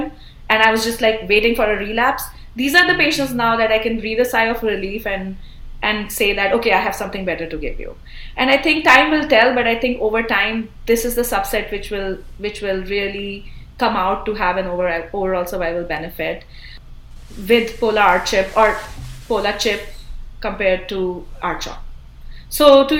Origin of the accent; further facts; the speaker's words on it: India; now in United States; I originally I'm from India